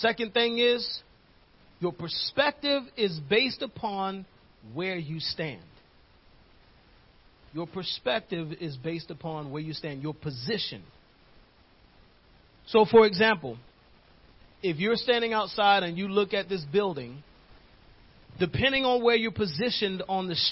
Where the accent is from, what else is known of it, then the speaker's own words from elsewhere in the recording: New York, United States; moved away; the neighborhood I used to live in growing up in New York